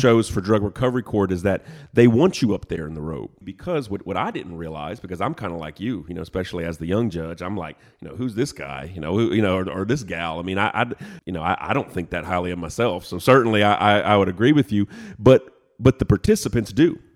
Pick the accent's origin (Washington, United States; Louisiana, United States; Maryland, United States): Louisiana, United States; Lafayette; moved away as an adult; also born or lived in Lake Charles, Louisiana / Nashville, Tennessee; now in Chattanooga, United States; originally, I was born in Lake Charles, Louisiana, but grew up in Lafayette, Louisiana.